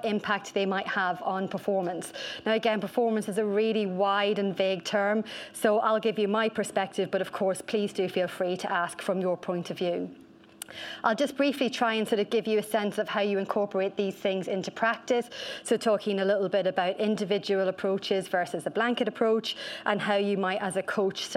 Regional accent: Ireland; accent: Irish; I am Irish

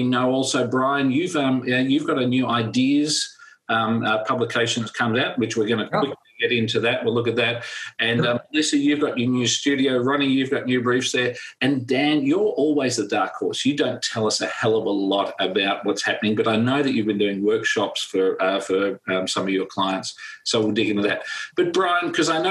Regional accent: Australia; Hey, I'm Australian.

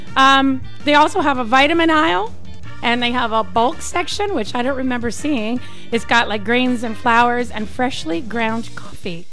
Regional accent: British Columbia, Canada; now in Arizona, United States; I'm from British Columbia

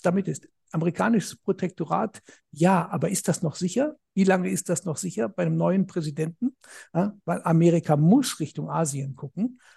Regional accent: Germany; bei uns in Deutschland

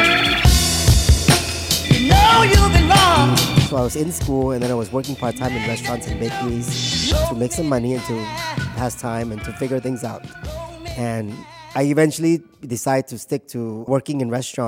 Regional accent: Thailand; also born or lived in Hong Kong / California / New York City; now in Washington, D.C., United States; we identified ourselves more as Thai when I was growing up, because, I went to Thai school. We ate Thai food at home. We had Thai friends. And we live in Thailand. And I was born in Thailand.

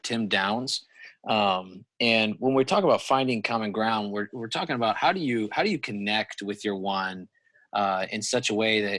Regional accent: United States; it's my right as an American to believe what I believe to be right.

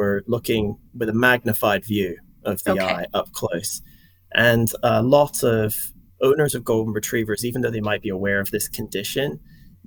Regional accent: Scotland, United Kingdom; moved away as an adult; also born or lived in England / Wisconsin; now in Louisiana, United States; I grew up in Scotland, and I went to Edinburgh University

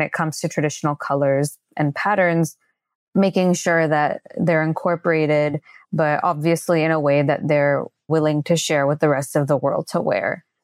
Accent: India; I am from India

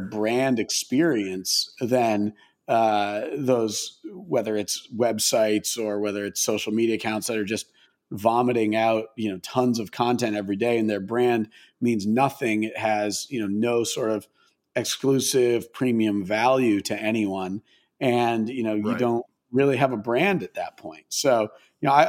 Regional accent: Maine, United States; I grew up in Maine, and like pretty rural suburb, if you could even call it that in Maine

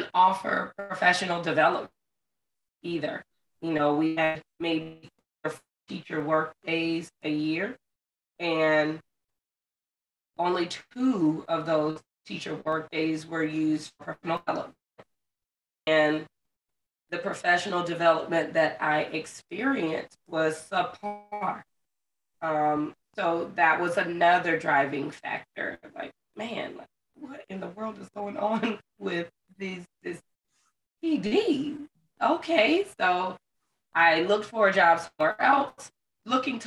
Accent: Florida, United States; moved away as an adult; I ended up being fortunate enough to get a contract coming back to my home state of Florida.

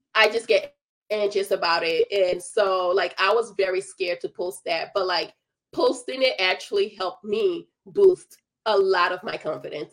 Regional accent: Liberia; moved away; I'm originally from Liberia

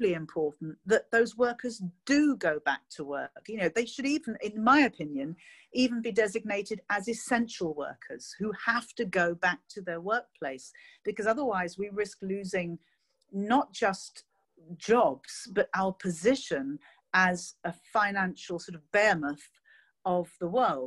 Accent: London, United Kingdom; as a Londoner born and bred

